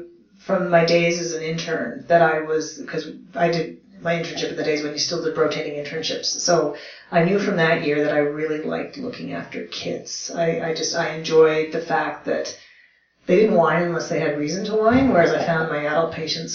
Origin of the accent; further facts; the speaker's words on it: Canada; also born or lived in Moose Jaw, Saskatchewan / Germany; Sure. Yeah, so I am Canadian, that is correct. I'm a military brat. My dad was a pilot in the Air Force. Yes, Canada has an Air Force. And I grew up all over the country.